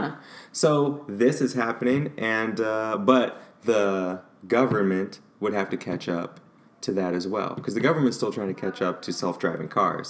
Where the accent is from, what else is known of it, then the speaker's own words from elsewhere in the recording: St. Louis, Missouri, United States; That's a factory in my hometown